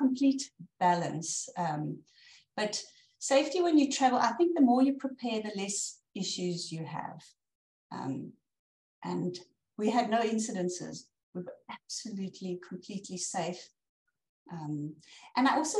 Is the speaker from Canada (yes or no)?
no; South Africa; as a South African from the African savannas